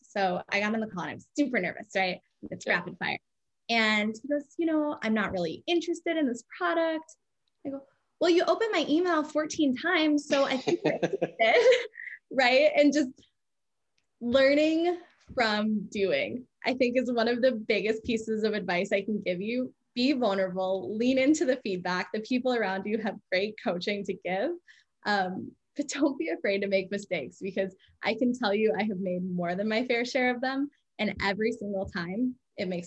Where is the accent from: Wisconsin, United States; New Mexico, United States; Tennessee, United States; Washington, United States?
Wisconsin, United States; Madison; moved away; I grew up in Madison, Wisconsin